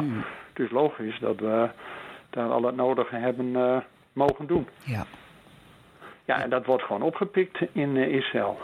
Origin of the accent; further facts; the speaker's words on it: Netherlands; als Nederlanders zijn we dat niet gewend.